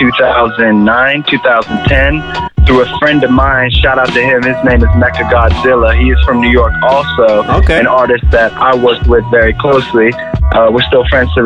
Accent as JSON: {"language": "English", "country": "Japan", "tie": "born or raised there", "also_born_or_lived": "Los Angeles, United States", "said": "We're from Los Angeles, so we spent some time a short period of our childhood in Los Angeles and then moved back to Japan."}